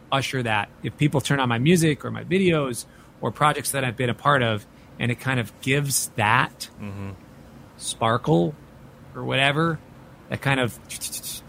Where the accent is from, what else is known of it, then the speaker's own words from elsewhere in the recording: Minneapolis, Minnesota, United States; I'm from Minneapolis